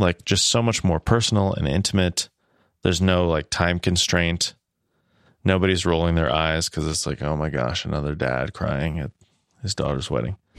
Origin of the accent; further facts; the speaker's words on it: Midwest, United States; I am a Midwesterner